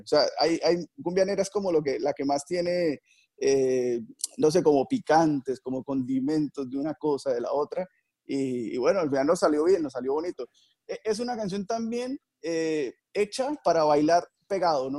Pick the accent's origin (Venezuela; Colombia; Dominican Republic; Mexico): Colombia; Barrancabermeja, Santander; soy de Barranca Bermeja, aquí pasa el río en Magdalena Medio